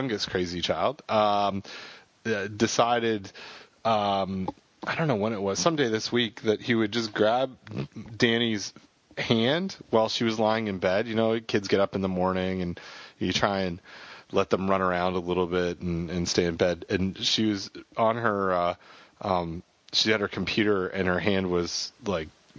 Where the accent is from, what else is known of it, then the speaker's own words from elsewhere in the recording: Toronto, Ontario, Canada; The Toronto Maple Leafs, my hometown team